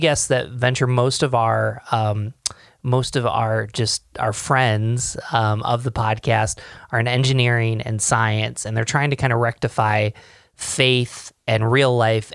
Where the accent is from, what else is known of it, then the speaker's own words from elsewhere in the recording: Rochester, New York, United States; we're from Rochester